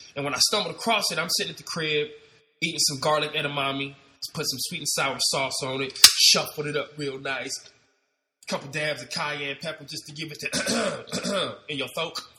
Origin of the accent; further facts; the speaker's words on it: Ohio, United States; moved away as an adult; now in Los Angeles, United States; I'm not from LA. I'm from Ohio. I moved to LA in 2001